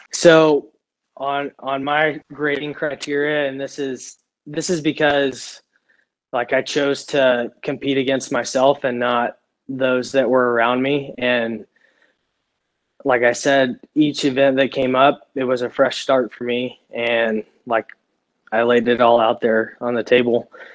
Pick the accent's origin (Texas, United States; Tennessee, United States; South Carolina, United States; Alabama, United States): Texas, United States; Stephenville; moved away as an adult; I grew up in in Texas. I lived there my entire life, all the way till I was 24 years old